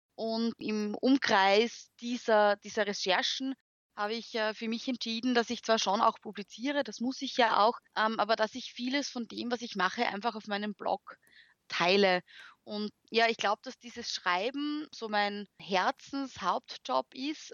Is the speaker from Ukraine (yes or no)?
no; Graz, Styria, Austria; first language German; man hört es auch, ich komme aus Österreich, äh, bin Grazerin